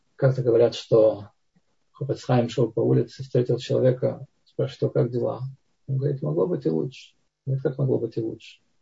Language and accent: Russian; Tbilisi, Georgia; moved away; я это вам говорю как не ереванец, а как тбилисец